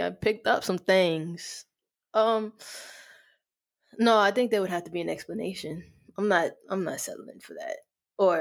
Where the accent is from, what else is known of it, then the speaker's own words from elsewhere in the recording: New York City, New York, United States; I grew up in New York